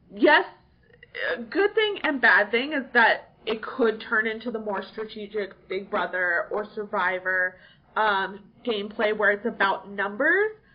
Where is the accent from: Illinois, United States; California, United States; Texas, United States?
California, United States; also born or lived in New York; now in Chattanooga, United States; I was like born, somewhat raised in California